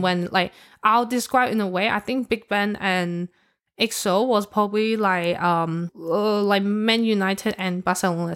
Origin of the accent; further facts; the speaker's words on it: Hong Kong; I'm from Hong Kong